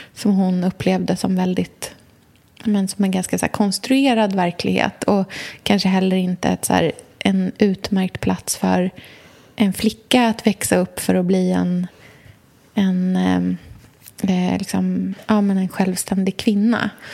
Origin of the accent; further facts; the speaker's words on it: Norrköping, Östergötland, Sweden; åker hem till Norrköping